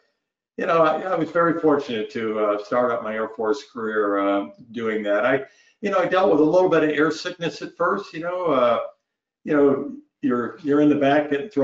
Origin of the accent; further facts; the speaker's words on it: Northeast Vermont, United States; moved away as an adult; a kid growing up in Northeast Vermont that had never been anywhere